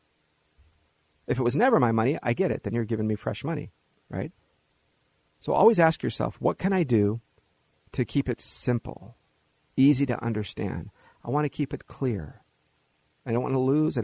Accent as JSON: {"language": "English", "town": "Los Angeles", "region": "California", "country": "United States", "tie": "born or raised there", "also_born_or_lived": "Hollywood", "said": "I was born in Hollywood, raised in Los Angeles."}